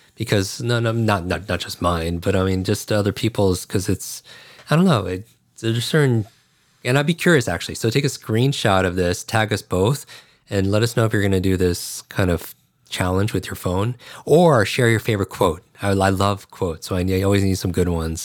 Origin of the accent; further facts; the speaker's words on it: Northeast, United States; also born or lived in New York / Chicago; I grew up in the Northeast